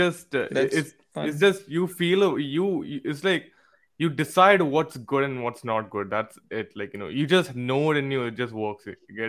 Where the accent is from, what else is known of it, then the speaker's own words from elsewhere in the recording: West Bengal, India; now in Mangalore, India; Yes, we are from West Bengal, but then we are from Mangalore as well.